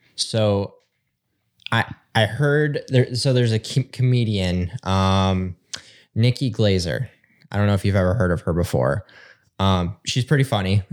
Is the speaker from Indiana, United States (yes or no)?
no; Northern Michigan, United States; we're both from Northern Michigan